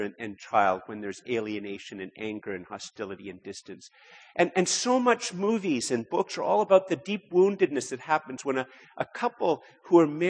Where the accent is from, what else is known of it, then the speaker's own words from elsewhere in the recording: Canada; I'm a Canadian